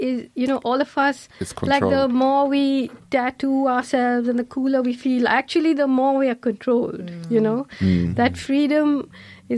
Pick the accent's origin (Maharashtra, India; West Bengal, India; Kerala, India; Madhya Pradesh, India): Kerala, India; I grew up in Kerala